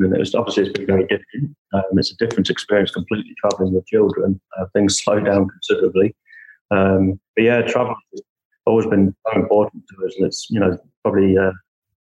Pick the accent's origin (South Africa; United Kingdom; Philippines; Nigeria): United Kingdom; England; also born or lived in San Antonio, United States; now in United States; So I'm originally from England, and I moved over to the US some 20 years ago now